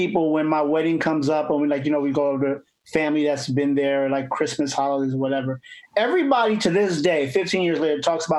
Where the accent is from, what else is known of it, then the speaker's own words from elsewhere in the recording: East Coast, United States; moved away; I'm from the East Coast.